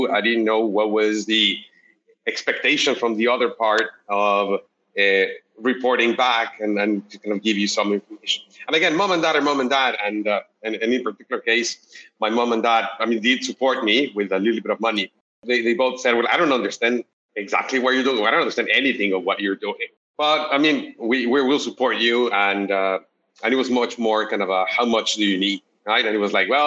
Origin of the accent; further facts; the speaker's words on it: Mexico City, Mexico; moved away as an adult; now in Bay Area, United States; I'm originally from Mexico City. I moved to the Bay Area, I think about 10 years ago